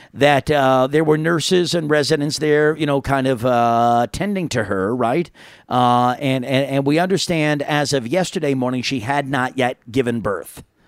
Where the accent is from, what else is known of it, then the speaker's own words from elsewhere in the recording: New York, United States; moved away; back in New York, my hometown